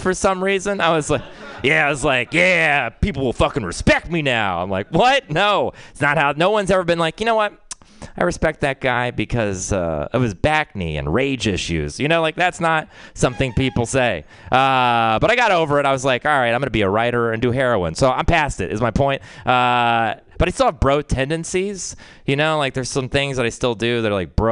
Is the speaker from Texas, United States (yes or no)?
yes; Texas, United States; I'm from Texas